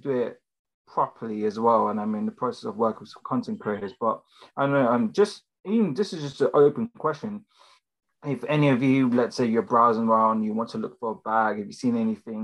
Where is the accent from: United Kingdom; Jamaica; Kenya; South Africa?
United Kingdom; London; I'm from London